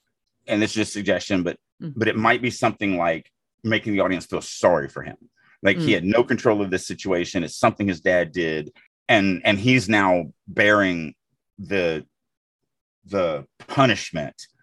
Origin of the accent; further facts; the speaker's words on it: Deep South, United States; I grew up in the Deep South.